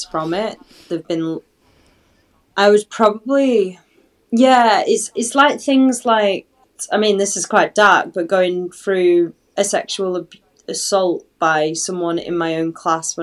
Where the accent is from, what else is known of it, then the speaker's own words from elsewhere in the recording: Halifax, Yorkshire and the Humber, United Kingdom; moved away; also born or lived in Manchester; I go back to, unfortunately, Halifax and like Manchester